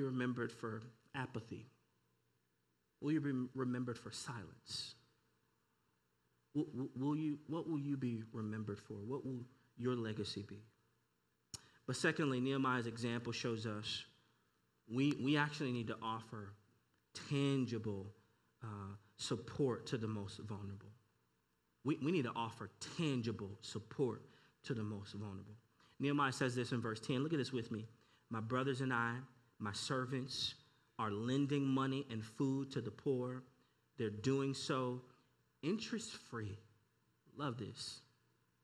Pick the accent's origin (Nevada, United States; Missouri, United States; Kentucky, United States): Missouri, United States; St. Louis; I'm born and raised in St. Louis.